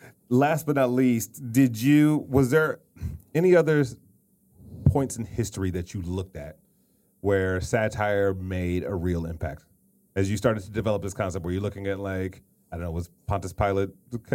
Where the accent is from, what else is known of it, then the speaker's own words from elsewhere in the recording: Detroit, Michigan, United States; So I grew up in Detroit